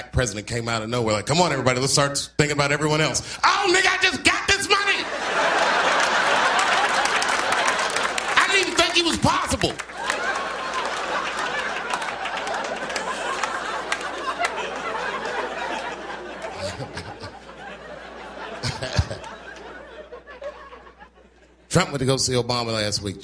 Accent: Washington, District of Columbia, United States; born or raised there

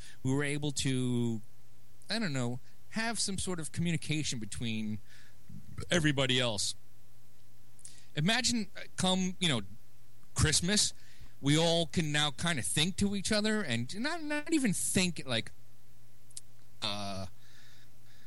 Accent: New York City, New York, United States; I'm from Brooklyn

